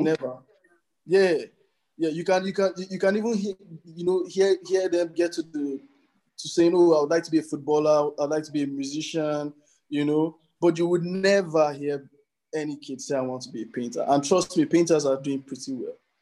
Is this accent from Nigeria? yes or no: yes; Nigeria; as contemporary Nigerian artists